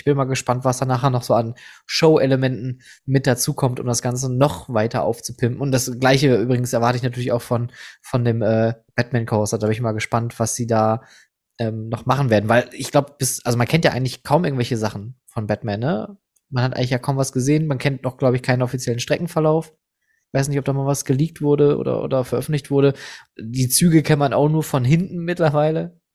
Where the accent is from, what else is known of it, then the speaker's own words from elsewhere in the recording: Netherlands; also, pass auf, ich bin Niederländer, du bist ein Achterbahn